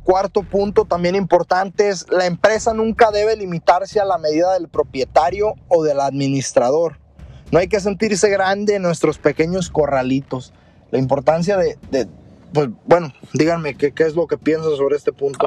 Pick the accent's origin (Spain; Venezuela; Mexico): Mexico; uno como mexicano